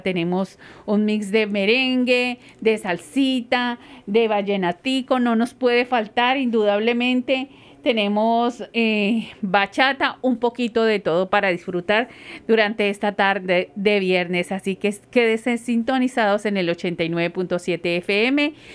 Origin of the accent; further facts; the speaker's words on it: Colombia; moved away; yo soy de Colombia, muy orgullosamente colombiana